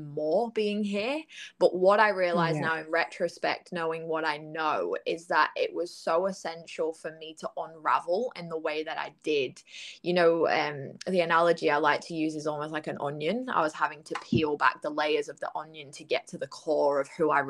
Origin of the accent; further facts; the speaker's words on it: United Kingdom; moved away as an adult; now in Gold Coast, Australia; I'm from the UK, in case anybody didn't pick up on my accent.